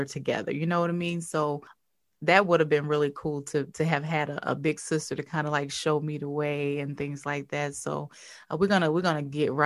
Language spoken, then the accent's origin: English; Covington, Louisiana, United States; I'm originally from Covington